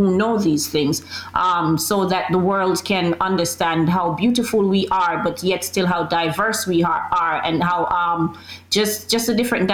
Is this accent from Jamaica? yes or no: yes; Jamaica; moved away as an adult; also born or lived in Queens, New York; now in New York, United States; moving away from Jamaica, coming here and starting all over again